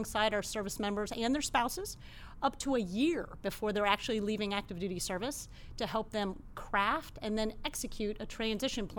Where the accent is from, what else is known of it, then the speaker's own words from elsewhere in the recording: Columbus, Ohio, United States; moved away as an adult; now in San Diego, United States; grew up in Ohio, Columbus, Ohio.